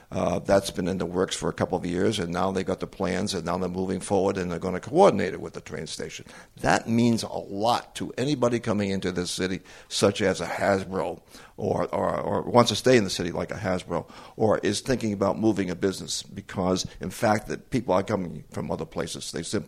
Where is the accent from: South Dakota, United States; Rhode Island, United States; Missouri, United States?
Rhode Island, United States; Central Falls; I'm from Central Falls. Okay. Well, I was only there for a day, but I'm from Central Falls.